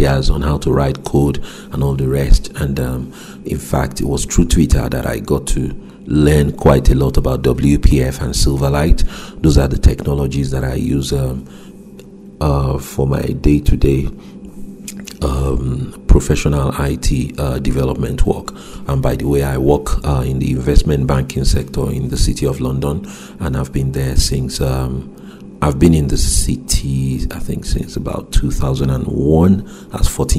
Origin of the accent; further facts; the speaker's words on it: Nigeria; moved away; my home country, Nigeria